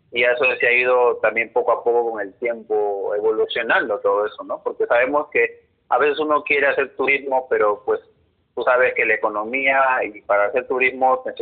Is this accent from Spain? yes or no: no; Mexico; incluso no saben cosas de México como yo también. Yo